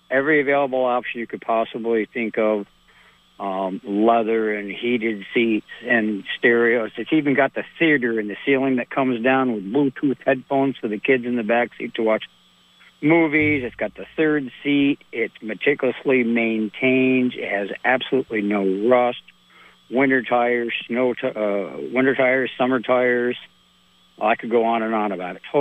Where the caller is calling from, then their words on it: Salisbury, Vermont, United States; over on Lake Dunmore in Salisbury, Vermont. How's it going, Wild Bill?